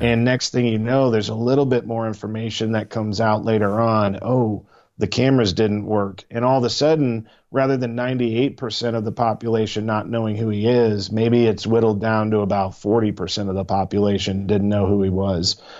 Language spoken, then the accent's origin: English; Missouri, United States; I am from Missouri. I live in the Show Me State.